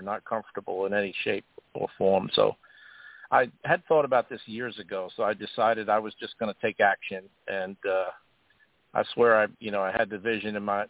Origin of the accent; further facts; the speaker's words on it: Long Island, New York, United States; moved away as an adult; I grew up on Long Island